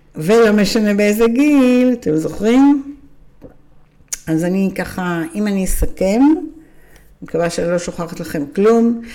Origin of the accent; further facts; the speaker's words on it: Israel; אנחנו ישראלים